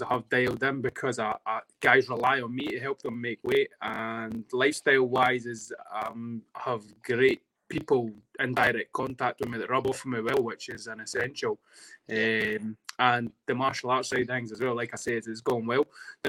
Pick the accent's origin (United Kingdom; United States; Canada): United Kingdom; Dunfermline, Scotland; accent: Fife twang; also born or lived in Edinburgh; I grew up primarily in Dunfermline, but I'll take pride in being born and bred in Edinburgh. But 100%, I know I have a Fife twang